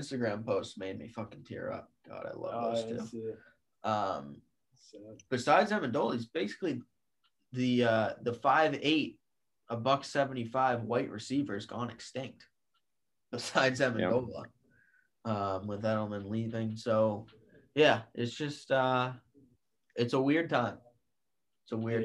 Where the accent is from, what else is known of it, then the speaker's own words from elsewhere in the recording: New England, United States; growing up in New England